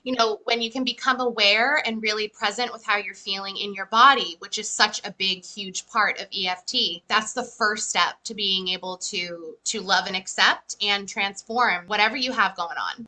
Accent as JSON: {"language": "English", "town": "Methuen", "region": "Massachusetts", "country": "United States", "said": "I live in USA, so I'm from Methuen, Massachusetts, and I live here with my husband"}